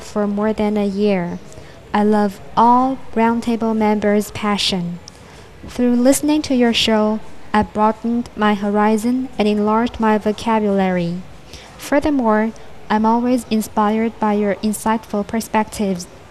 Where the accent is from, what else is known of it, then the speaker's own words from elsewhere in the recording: Zhaoqing, Guangdong, China; now in Guangzhou, China; from Zhaoqi, Guangdong. I study in Guangzhou.